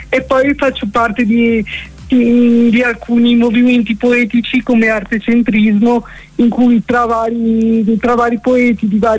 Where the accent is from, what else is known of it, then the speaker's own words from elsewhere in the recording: Milan, Lombardy, Italy; also born or lived in Savona / Genoa; sono di Milano, ma sono sempre, sono un po' zingara, ho sempre vissuto mm, tra Savona, Genova, Genova, Savona.